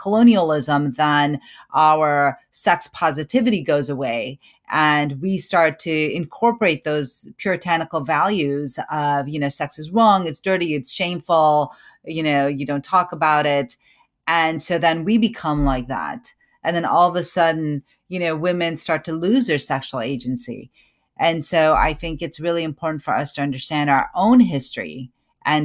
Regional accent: Pakistan; Pakistani women, and I'm a Pakistani woman, and that, you know, first and foremost, right?

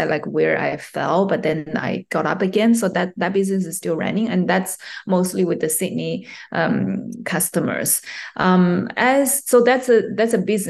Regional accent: China; English is a second language; also born or lived in Japan / United States; now in Australia; Originally, I was born in China, and I had some, study in China

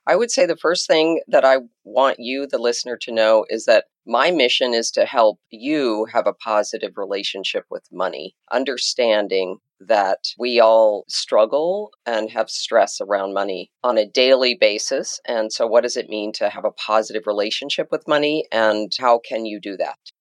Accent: Jackson, Wyoming, United States; now in Washington, D.C., United States; I grew up in a place called Jackson Hole, Wyoming

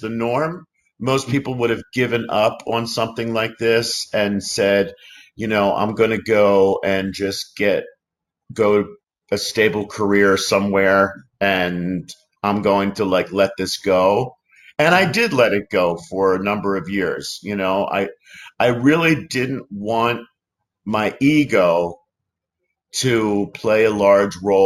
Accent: Philadelphia, Pennsylvania, United States; moved away as an adult; also born or lived in New York City; now in Los Angeles, United States; I grew up in Philadelphia, and then at 18, I went to New York City

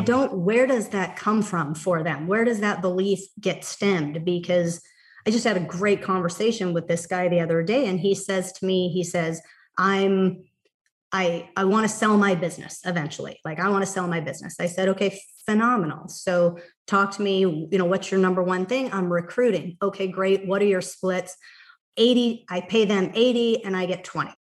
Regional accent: Montana, United States; now in Cave Creek, Arizona, United States; my hometown, Montana.

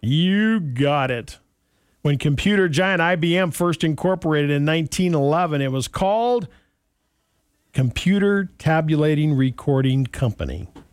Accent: Montana, United States; growing up in Montana, we had magpies

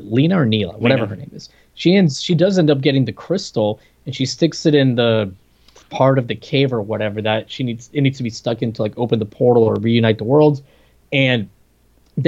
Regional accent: Puerto Rico; moved away; I came here from Puerto Rico, and those weren't like a thing in Puerto Rico, even though I went to like that American school, they taught everything in English

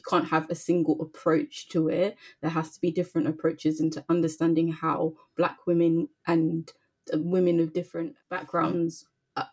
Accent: London, United Kingdom; growing up in London, obviously it's multicultural

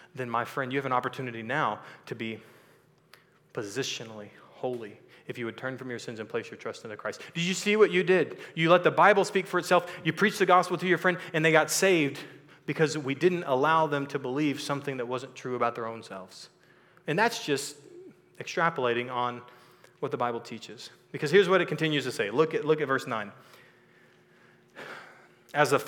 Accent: Texas, United States; I was born and raised in Texas, so I lived in this culture.

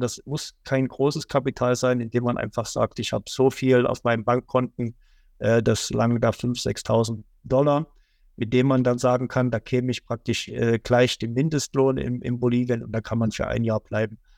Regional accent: Germany; wir uns als Deutsche

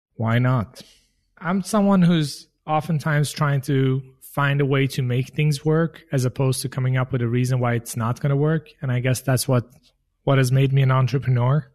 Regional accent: Sweden; now in United States; I grew up in Sweden, in the countryside of Sweden

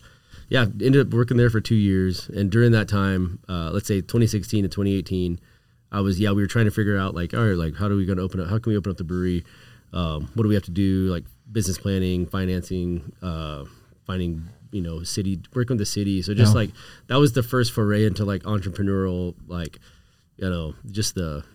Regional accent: Houston, Texas, United States; I grew up in Houston

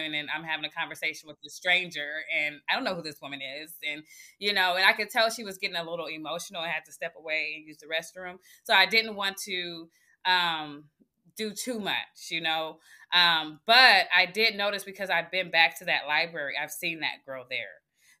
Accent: Oakland, California, United States; giving her my experience in growing up in Oakland and how my trajectory changed when I went on a different path

